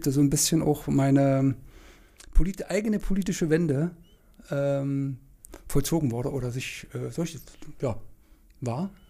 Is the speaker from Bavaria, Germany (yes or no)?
no; Saxony-Anhalt, Germany; moved away as an adult; now in Berlin, Germany; äh, bin da aufgewachsen und in kleinen Städtchen, äh, fernab der großen Welt, äh, in einem kleinen Städtchen